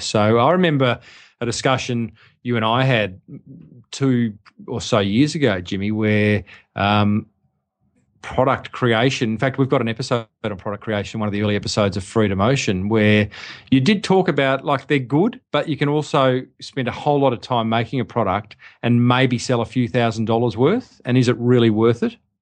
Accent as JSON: {"language": "English", "country": "Australia", "said": "I was an Australian"}